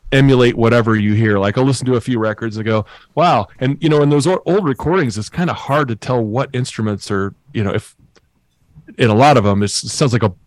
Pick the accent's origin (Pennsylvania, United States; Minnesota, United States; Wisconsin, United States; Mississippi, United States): Wisconsin, United States; Lake Geneva; moved away; I live in Hales Corners, Wisconsin. Oh, cool. I grew up in Lake Geneva